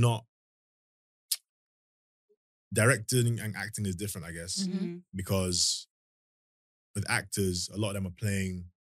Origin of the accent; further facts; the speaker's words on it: London, United Kingdom; moved away as an adult; There was bare people that didn't know I was from London